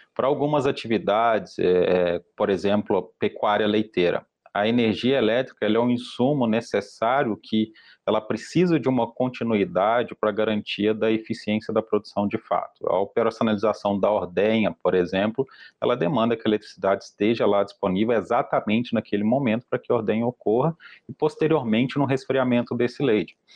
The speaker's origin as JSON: {"language": "Portuguese", "region": "Minas Gerais", "country": "Brazil", "said": "eu também sou mineiro"}